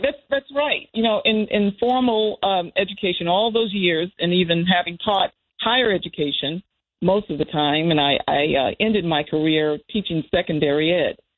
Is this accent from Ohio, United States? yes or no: no; Danville, Virginia, United States; moved away; I grew up in Virginia, in a town that was a small town